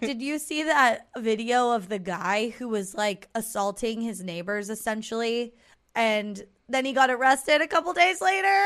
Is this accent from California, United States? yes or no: yes; Southern California, United States; we're an orange, not a peach